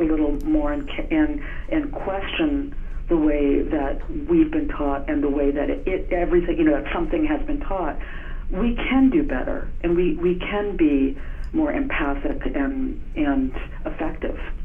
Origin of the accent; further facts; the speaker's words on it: Minnesota, United States; I'm from Minnesota